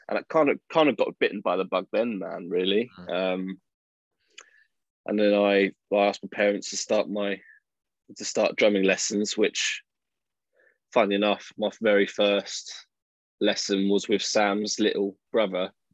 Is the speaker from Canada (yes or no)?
no; Chelmsford, East of England, United Kingdom; moved away; i was born in Chelmsford, Essex.